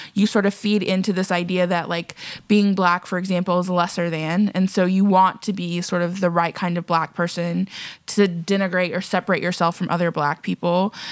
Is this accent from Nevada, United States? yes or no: no; Texas, United States; I'm from Texas. I went to Texas A and M